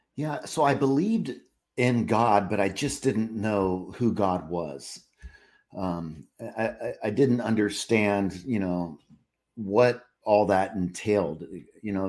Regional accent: California, United States; now in Charlotte, United States; I grew up in California

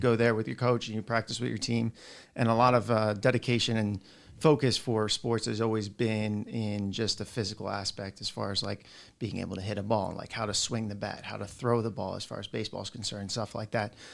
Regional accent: South Florida, United States; I grew up down in South Florida

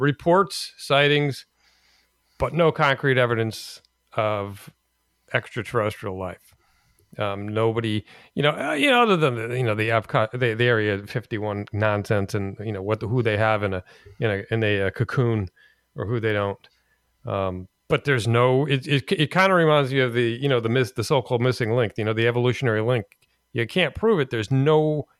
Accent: Los Angeles, California, United States; born there; but I was born in East LA, you know.

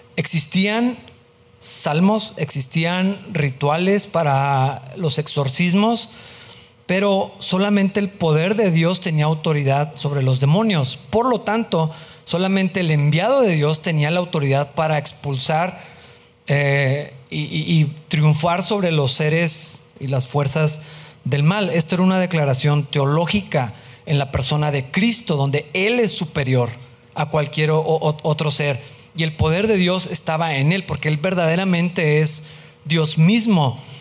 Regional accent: Mexico; De ser mexicano, pues sí soy, así voy a morir mexicano

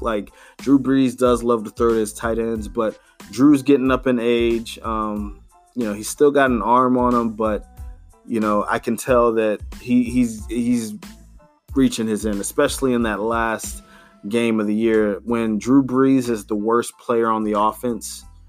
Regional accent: North Carolina, United States; I'm from North Carolina

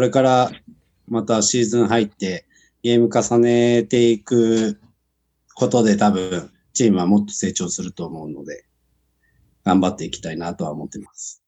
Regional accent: Kumagaya, Saitama, Japan; moved away; 僕の、その、生まれ育った熊谷っていうのが、ラグビータウンで有名で。

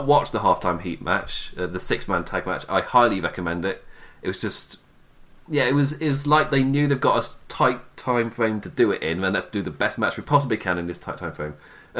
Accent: England, United Kingdom; I'm English. I don't watch the Super Bowl. There are lots of people in England who do watch Super Bowl, by the way.

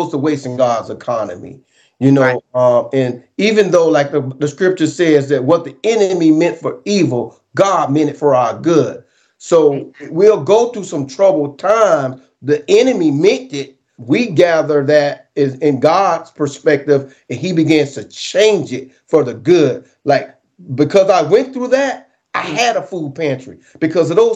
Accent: St. Petersburg, Florida, United States; now in Riverview, United States; I grew up, born and raised in St. Petersburg, Florida

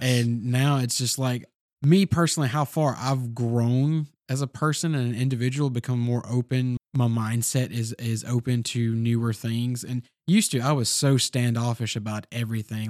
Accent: the South, United States; we all were born and raised in the South

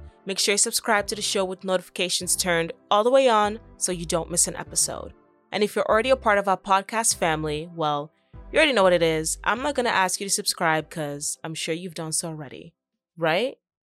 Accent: Canada; to really like thrive and reach the amount of success that you want here in Canada without having to move to the States.

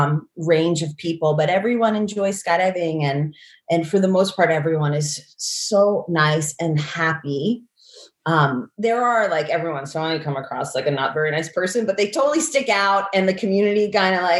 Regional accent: outside of New York City, United States; I grew up outside of New York City

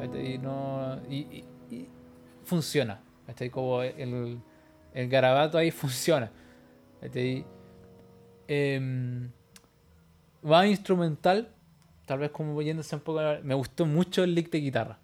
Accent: Chile; nací en Chile

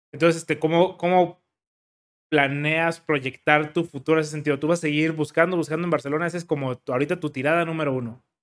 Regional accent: Mexico; Claro, es, es complicado como mexicano este, encontrar trabajo en España.

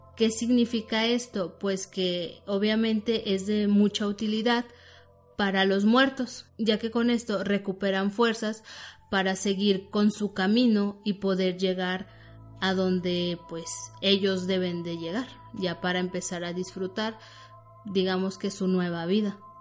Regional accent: Mexico; nosotros como mexicanos

